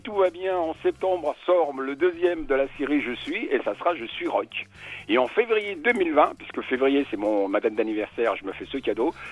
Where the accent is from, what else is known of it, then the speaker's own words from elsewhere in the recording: Spain; je suis espagnol